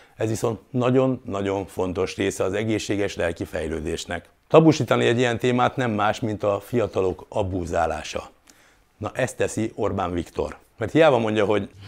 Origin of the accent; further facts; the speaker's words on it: Hungary; élhetünk ma itt Magyarországon, a Kárpát-medencében mi mindannyian. Mondhatnám, ezért vagyunk magyarok